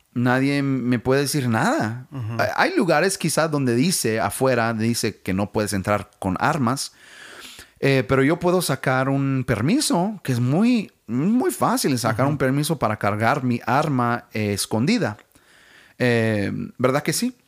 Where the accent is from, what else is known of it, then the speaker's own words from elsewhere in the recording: United States; Spanish is a second language; como americanos